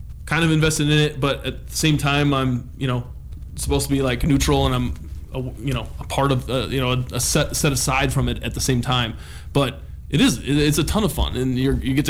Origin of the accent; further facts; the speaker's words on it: Julian, California, United States; now in Missoula, United States; I grew up in Julian, California, which is an hour east of San Diego